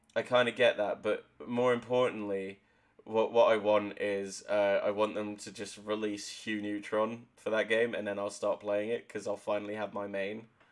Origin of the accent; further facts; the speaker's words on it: Exmouth, South West England, United Kingdom; also born or lived in Exeter; my hometown of Exmouth